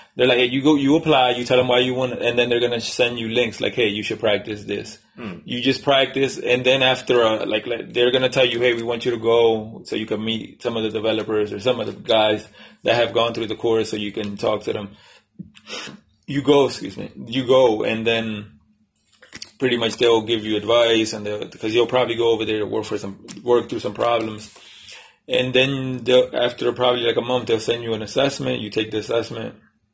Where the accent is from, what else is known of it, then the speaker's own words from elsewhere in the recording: Dominican Republic; moved away; Well, when I came from the Dominican Republic, it was 10 of us in the house.